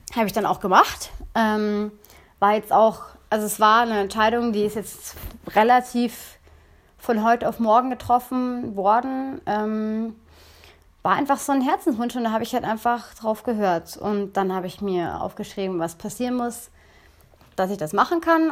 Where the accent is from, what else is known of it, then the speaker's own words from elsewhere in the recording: near Munich, Bavaria, Germany; ich komme ja aus Bayern, also aus, in der Nähe von München